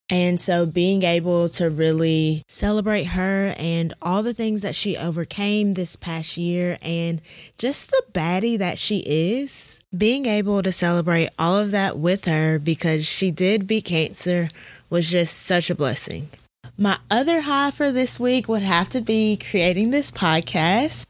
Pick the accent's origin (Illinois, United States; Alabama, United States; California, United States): Alabama, United States; Auburn; I'm from Auburn, Alabama